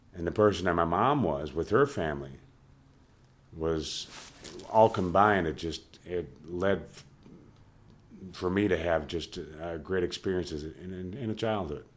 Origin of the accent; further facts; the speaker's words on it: St. Paul, Minnesota, United States; also born or lived in St. Cloud, Minnesota; I grew up on Rice Street in St. Paul